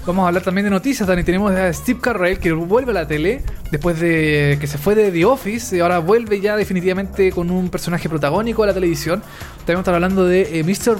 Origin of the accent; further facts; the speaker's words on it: Chile; acá en Chile